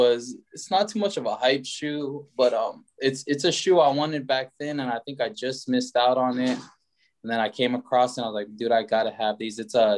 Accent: Houston, Texas, United States; my hometown

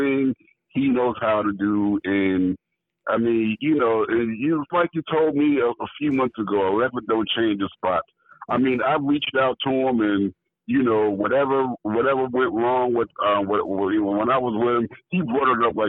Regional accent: New York City, New York, United States; also born or lived in Los Angeles, United States; now in Gary, United States; No, I'm originally from New York.

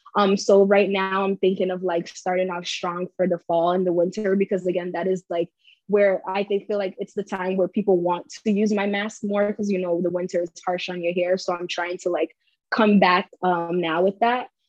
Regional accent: Cape Verde; now in United States

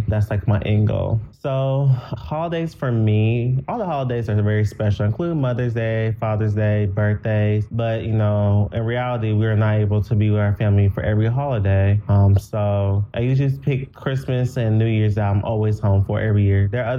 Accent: Henderson, Nevada, United States; moved away as an adult; also born or lived in Gary, Indiana / Terre Haute, Indiana / Conway, Arkansas; now in Knoxville, United States; I'm from Las Vegas, Nevada, specifically Henderson, Nevada, which is a suburb of Las Vegas. It's around 15 minutes away from the Strip. I was actually born in Gary, Indiana, but I've been living in Las Vegas since the age of 3.

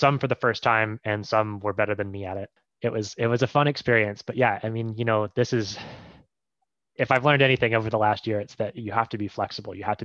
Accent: Ohio, United States; moved away as an adult; now in Maine, United States; I grew up in Ohio, which is a landlocked state

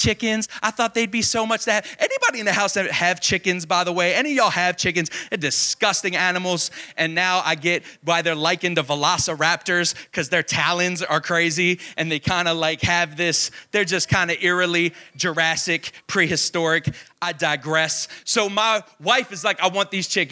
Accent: Baltimore, Maryland, United States; I'm born and bred in Baltimore, Maryland, the Baltimore, Maryland area.

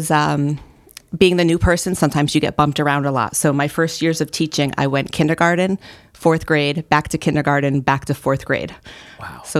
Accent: New Milford, Connecticut, United States; now in Waterbury, United States; So, uh, not in this area. I currently live in Waterbury. I've been there for about 15 years.

